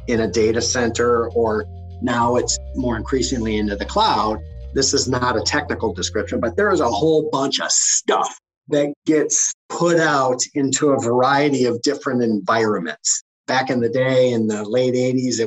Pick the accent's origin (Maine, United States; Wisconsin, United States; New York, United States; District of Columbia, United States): Wisconsin, United States; Green Bay; I was raised in Green Bay, just a little bit over a mile from Lambeau Field